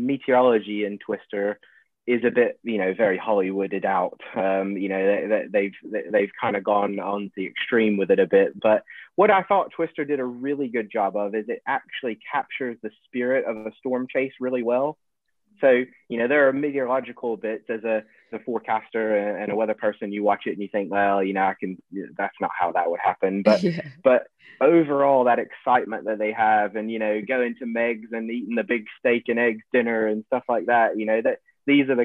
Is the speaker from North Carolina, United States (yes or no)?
no; Beaumont, Texas, United States; moved away; growing up in Southeast Texas